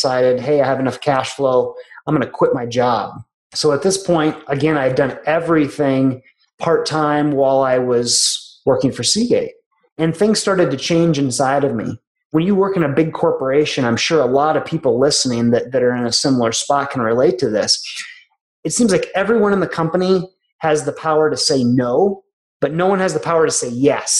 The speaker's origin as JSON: {"language": "English", "region": "Minnesota", "country": "United States", "tie": "born or raised there", "also_born_or_lived": "Tulsa, Oklahoma", "moved": "as an adult", "lives_now": "Colorado, United States", "said": "I went back to my home state of Minnesota"}